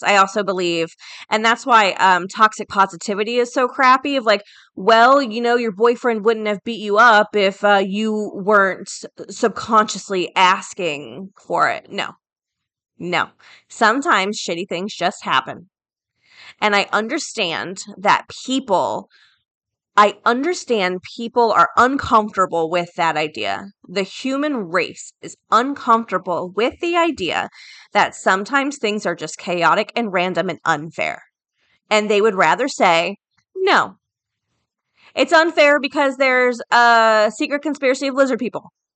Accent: Florida, United States; I'm from Florida, right? So we're very hurricane prone as well.

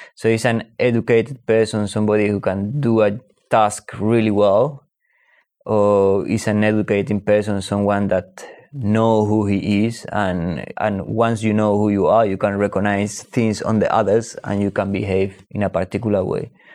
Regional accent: Spain; I'm Spanish and I, and I grew up in Spain

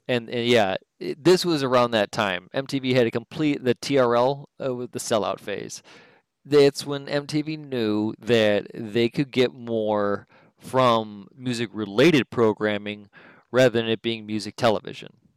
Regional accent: Detroit, Michigan, United States; I'm from Detroit

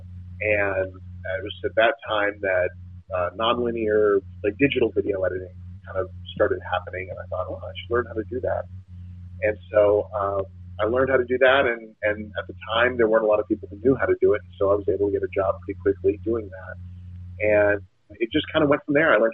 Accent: Los Gatos, California, United States; moved away; also born or lived in New York; I grew up in the Bay Area. So I grew up in Los Gatos, California, which is a suburb of San Jose

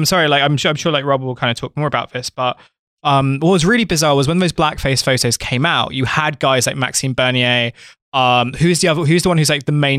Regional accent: Canada; I am a Canadian as well.

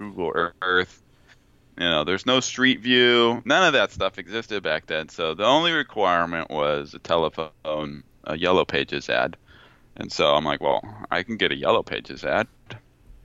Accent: Placentia, California, United States; I grew up in Placentia, California, near Yorba Linda, Brea area

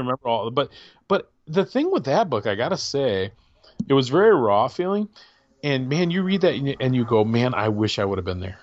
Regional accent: Michigan, United States; me being a Michigan guy

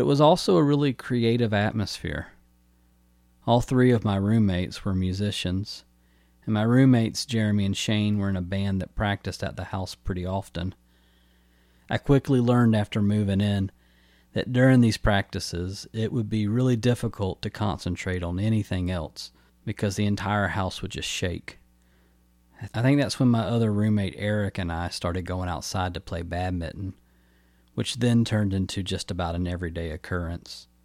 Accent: Newnan, Georgia, United States; also born or lived in Atlanta, Georgia; my hometown of Noonan, Georgia

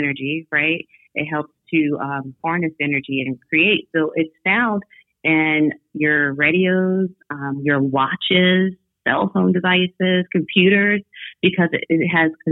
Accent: New York, United States; I was born in New York.

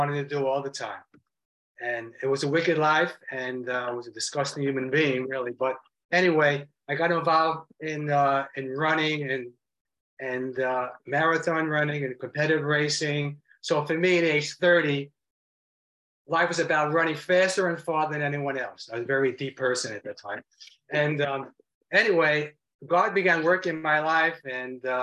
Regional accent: New York City, New York, United States; moved away as an adult; also born or lived in South Florida; I grew up in Brooklyn, New York, all Jewish friends and Jewish people

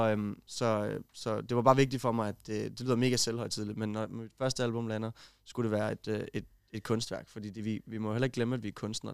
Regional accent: Kolding, Southern Denmark, Denmark; jeg er fra Kolding af

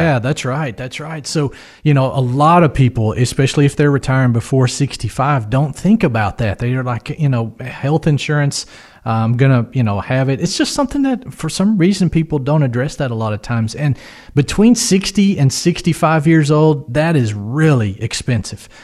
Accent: West Tennessee, United States; we're from West Tennessee

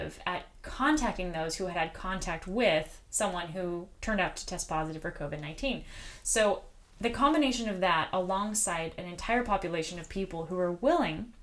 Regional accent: United States; as an American

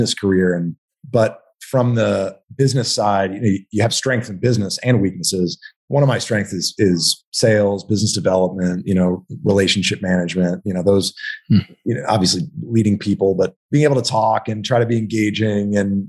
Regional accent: Texas, United States; moved away as an adult; also born or lived in Manhattan, New York; my formative years, I grew up in Texas, went to A&M

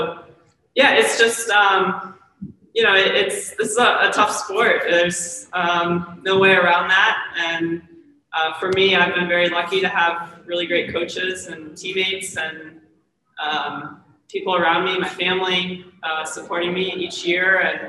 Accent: Maryland, United States; So she's from Virginia. I'm from Maryland. And of course, she's quite a few years younger than me. So we never really raced growing up in that area.

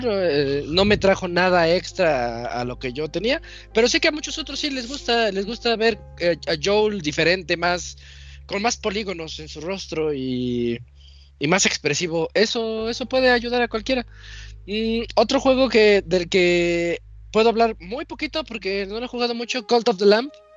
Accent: Mexico; como mexicano

